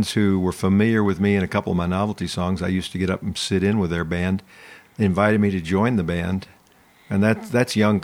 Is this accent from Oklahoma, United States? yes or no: no; Louisville, Kentucky, United States; moved away as an adult; also born or lived in Nashville, Tennessee; now in Dallas, United States; born and raised in Louisville